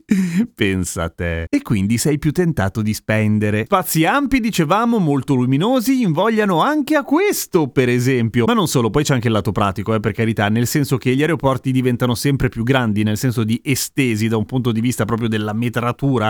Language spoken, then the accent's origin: Italian; Milan, Lombardy, Italy; io che sono di Milano mi ricordo perfettamente da bambino che l'aeroporto di Linate sembrava una specie di fermata della metropolitana